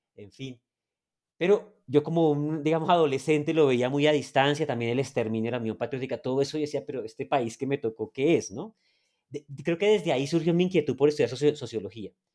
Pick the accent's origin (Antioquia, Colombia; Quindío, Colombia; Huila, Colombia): Huila, Colombia; Neiva; moved away as an adult; also born or lived in Boyacá; now in Bogotá, Colombia; yo soy una persona que viene de la ciudad de Neiva. nací de hecho en Boyacá